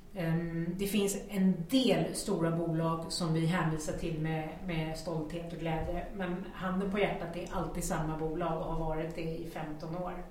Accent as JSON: {"language": "Swedish", "country": "Sweden", "said": "vi svenskar"}